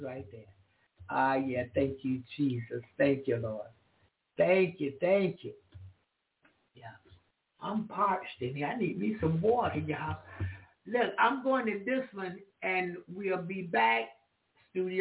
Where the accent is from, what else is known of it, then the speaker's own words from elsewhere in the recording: the South, United States; I'm from the South